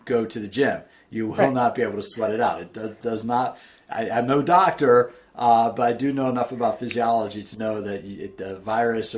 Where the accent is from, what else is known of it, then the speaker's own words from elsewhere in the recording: East Coast, United States; now in San Diego, United States; I grew up on the East Coast